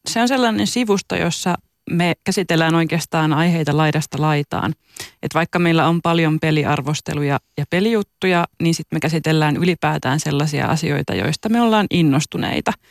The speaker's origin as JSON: {"language": "Finnish", "town": "Juupajoki", "region": "Pirkanmaa", "country": "Finland", "tie": "born or raised there", "moved": "yes", "said": "Mä oon siis kotoisin Juupajoelta, mikä on niin kuin alle 2000 asukkaan paikka."}